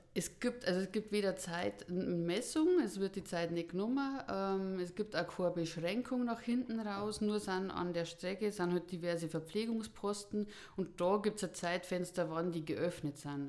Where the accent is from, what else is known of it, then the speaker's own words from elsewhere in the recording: Buch am Buchrain, Bavaria, Germany; also born or lived in Taufkirchen; komme aus Buch am Buch rein im Landkreis Erding